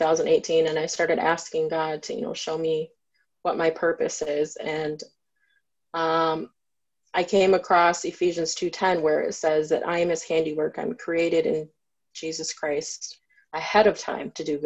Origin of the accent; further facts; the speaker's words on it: Grand Rapids, Michigan, United States; also born or lived in Saginaw, Michigan; I'm from here in Michigan. I was born in Saginaw, Michigan, and I grew up here in Grand Rapids